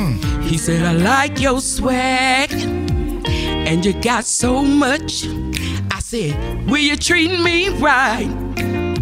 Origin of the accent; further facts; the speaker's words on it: Senatobia, Mississippi, United States; moved away; also born or lived in Jacksonville, Florida; I was born and raised in Mississippi